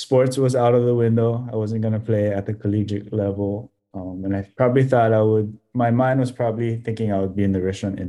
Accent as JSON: {"language": "English", "region": "Hawaii", "country": "United States", "said": "really represent myself as a Hawaiian"}